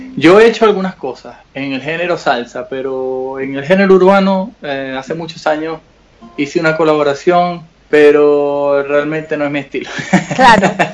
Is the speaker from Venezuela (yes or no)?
yes; Venezuela; Nosotros como venezolanos vivimos una situación muy dura, muy difícil